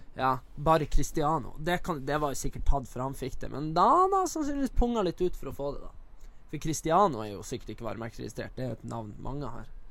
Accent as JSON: {"language": "Norwegian", "region": "Northern Norway", "country": "Norway", "tie": "born or raised there", "moved": "yes", "lives_now": "Oslo, Norway"}